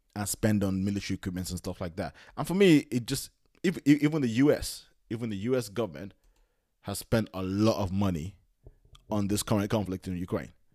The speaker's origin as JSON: {"language": "English", "region": "London", "country": "United Kingdom", "tie": "born or raised there", "said": "as a Nigerian that was born in London, but, like, but grew up in London"}